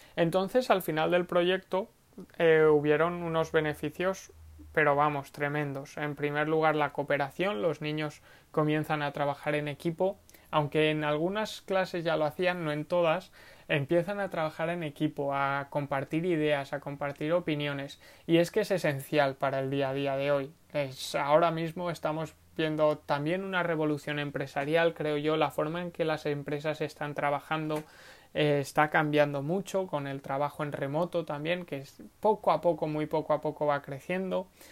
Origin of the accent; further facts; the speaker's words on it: Segorbe, Valencian Community, Spain; Segorbe, que es el pueblo donde, de donde vengo, de donde nací